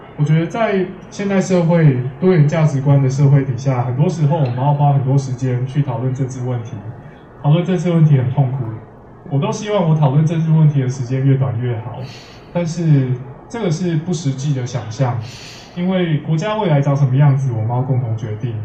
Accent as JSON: {"language": "Chinese", "country": "Taiwan", "said": "我们台湾人之所以需要学文言文"}